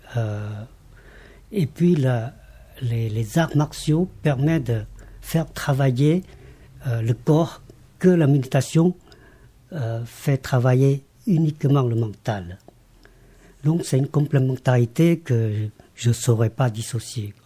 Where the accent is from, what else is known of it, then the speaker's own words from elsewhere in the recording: Laos; moved away as an adult; now in France; je suis né au Laos, je rappelle que j'ai quand même grandi jusqu'à euh, l'école secondaire, jusqu'au bac